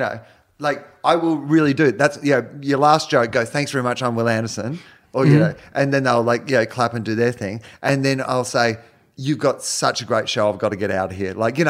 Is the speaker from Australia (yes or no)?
yes; Australia; I'm from Australia